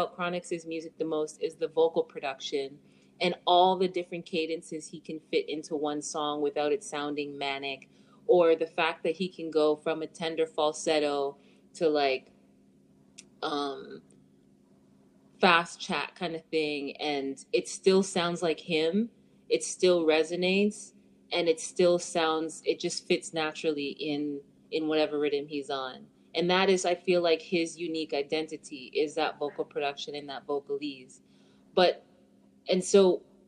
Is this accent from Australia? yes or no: no; Ottawa, Ontario, Canada; for me to grow up in Ottawa